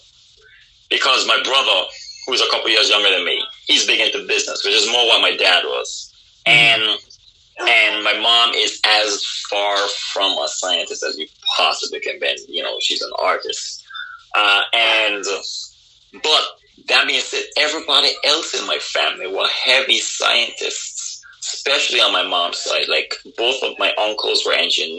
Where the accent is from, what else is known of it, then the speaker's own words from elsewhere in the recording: Anguilla; moved away as an adult; also born or lived in Boston; I was born and raised in Anguilla with the people of Anguilla